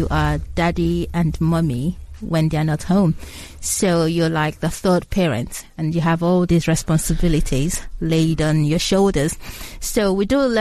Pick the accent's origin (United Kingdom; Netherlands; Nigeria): Nigeria; Lagos; also born or lived in Abia State, Nigeria; I was originally born in Abia State, but I was brought up in Lagos State